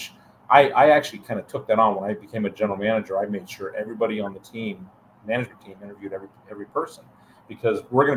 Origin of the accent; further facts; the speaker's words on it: Alliance, Ohio, United States; also born or lived in Enterprise, Alabama; I made the decision to move back to my hometown of Alliance, Ohio